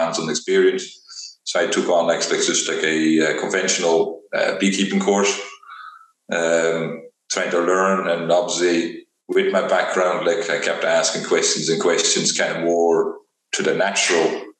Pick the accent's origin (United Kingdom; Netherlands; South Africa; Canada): Netherlands; moved away as an adult; also born or lived in Velp, Netherlands; now in Donegal, Ireland; I grew up like in Holland, where I kind of lived in the countryside.